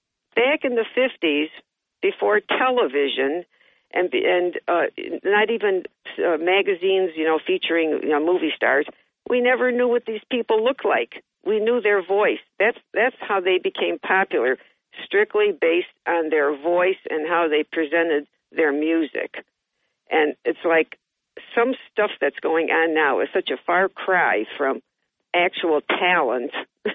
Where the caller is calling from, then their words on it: Johnson City, New York, United States; This is … from JC.